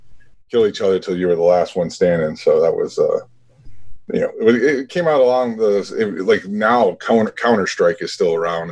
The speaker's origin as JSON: {"language": "English", "town": "Chicago", "region": "Illinois", "country": "United States", "tie": "born or raised there", "said": "born and raised on the south side of Chicago."}